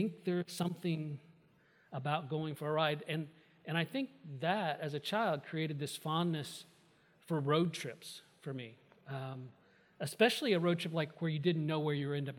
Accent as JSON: {"language": "English", "region": "Indiana", "country": "United States", "tie": "born or raised there", "said": "I grew up in Indiana"}